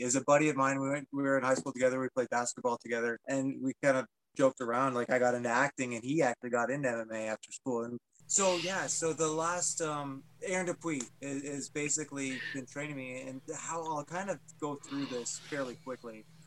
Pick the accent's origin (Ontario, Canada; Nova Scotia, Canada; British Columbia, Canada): Ontario, Canada; Penetanguishene; I am born and raised in Penetang, small town fella